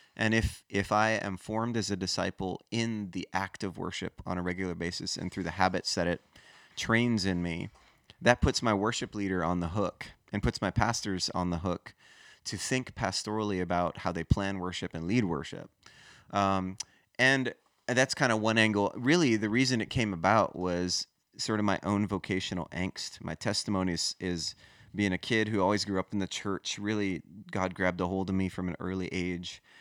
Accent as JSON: {"language": "English", "region": "Hawaii", "country": "United States", "tie": "born or raised there", "also_born_or_lived": "Los Angeles / Denver", "moved": "as an adult", "lives_now": "South Florida, United States", "said": "I grew up in Hawaii"}